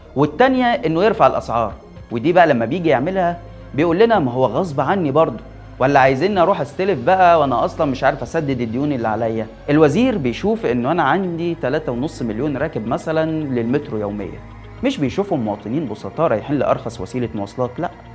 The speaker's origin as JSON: {"language": "Arabic", "country": "Egypt", "said": "يا مصريين احنا ما عندناش ثروات"}